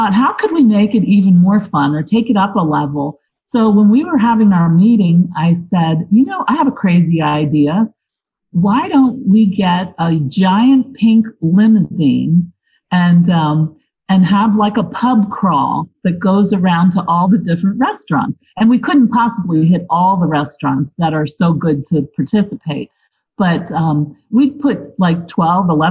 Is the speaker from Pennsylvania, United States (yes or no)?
yes; Lebanon, Pennsylvania, United States; I was born in Lebanon, and I am a Lebanon Valley native all my life.